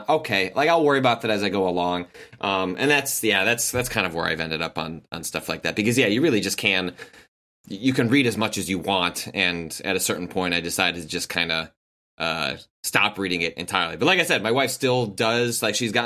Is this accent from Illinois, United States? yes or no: yes; Chicago, Illinois, United States; I grew up in the Chicagoland area